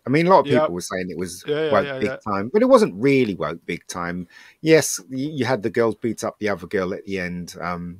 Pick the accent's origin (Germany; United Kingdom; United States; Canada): United Kingdom; we're British